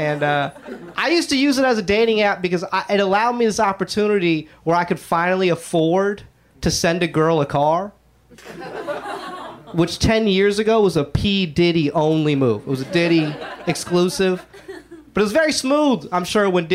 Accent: Georgia, United States; now in Los Angeles, United States; I grew up in Georgia because my parents both loved racism

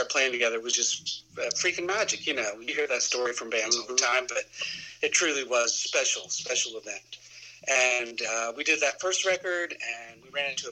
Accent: southwestern Ohio, United States; also born or lived in northern Kentucky / Athens, Ohio; I grew up in Ohio, southwestern Ohio, northern Kentucky

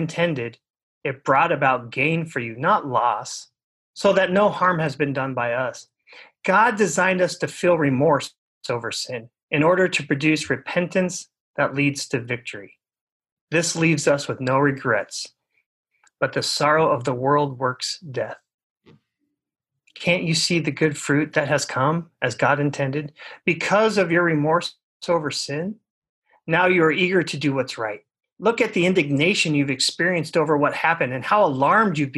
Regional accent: Orange County, Southern California, United States; growing up in Southern California, growing up in Orange County

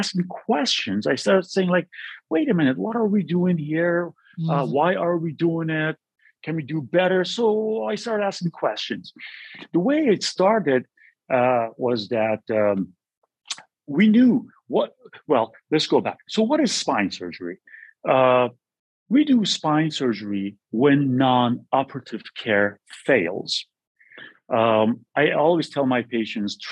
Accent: California, United States; moved away as an adult; also born or lived in New York City / Boston; I'm from California

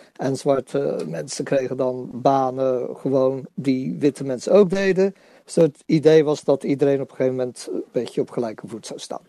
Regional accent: Netherlands; als Nederlanders

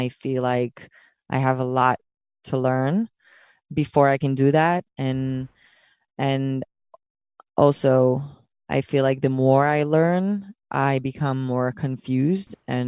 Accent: Israel; English is a second language; people are going to continue to ask me about Israel, no matter how much I hide, no matter how much my accent becomes, unnoticeable, I'm going to get asked that question.

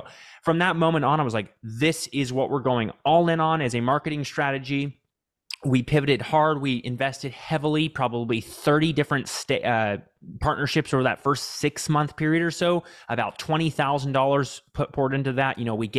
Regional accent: Texas, United States; I grew up here in Central Texas on a farm with 9 siblings, actually.

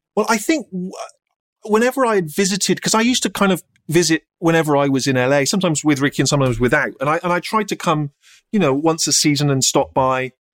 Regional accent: United Kingdom; This is the British this is the way we do things here

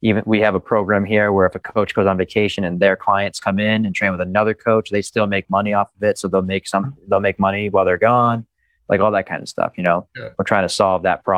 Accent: Easton, Massachusetts, United States; born there; So yeah, I was born in Easton. Easton. On Cranberry Lane, right by the Cranberry Bogs.

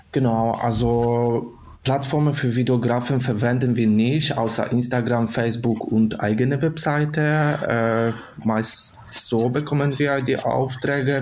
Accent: Poland; German is a second language; moved away as an adult; now in Germany; ich komme aus Polen, in Deutschland wohne ich schon seit fünf Jahren

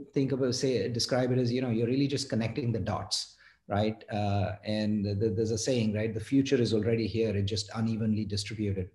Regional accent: Mumbai, Maharashtra, India; moved away as an adult; now in United States; I grew up in India, in Mumbai

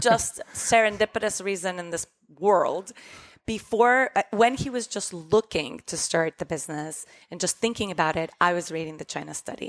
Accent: Costa Rica; moved away; we grew up in Costa Rica

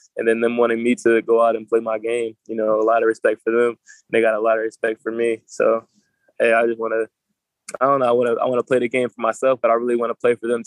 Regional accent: New Jersey, United States; I'm from South Jersey, so you got Atlantic City, Ocean City, Wildwood, places like

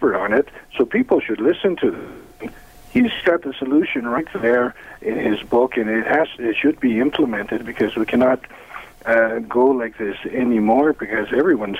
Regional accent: Toronto, Ontario, Canada; accent: Toronto; I have a Toronto accent

